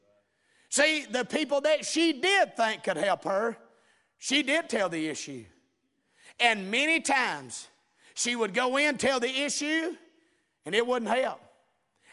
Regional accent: the South, United States; we're from the South down here

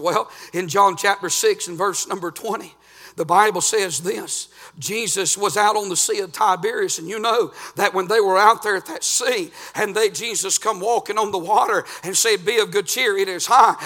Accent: United States; I'm from Murray County

